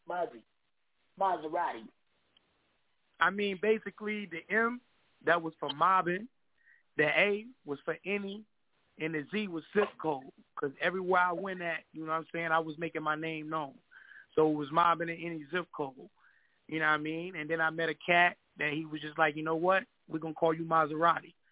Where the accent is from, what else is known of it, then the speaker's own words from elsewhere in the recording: Kinston, North Carolina, United States; Well, I'm from all over, but I'm originally from Kinston, North Carolina, K-Town. Yeah, for the ones that don't know, that's down there by the beach, Jacksonville way